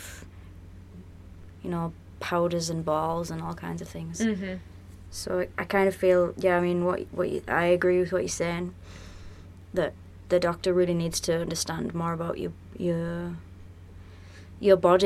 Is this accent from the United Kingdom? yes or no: yes; United Kingdom; moved away